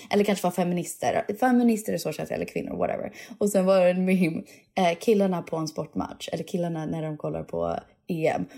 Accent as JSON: {"language": "Swedish", "country": "Sweden", "said": "jag är svensk"}